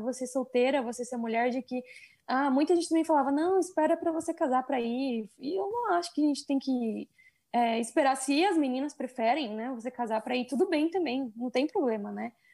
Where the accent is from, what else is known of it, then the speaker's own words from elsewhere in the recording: Brazil; moved away as an adult; also born or lived in China; now in Mexico; eu sou brasileira